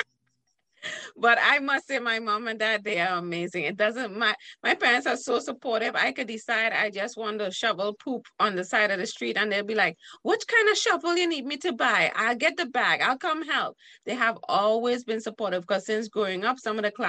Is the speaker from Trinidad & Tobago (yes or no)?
yes; Trinidad & Tobago; how I was brought up as in Trinidad. We say brought up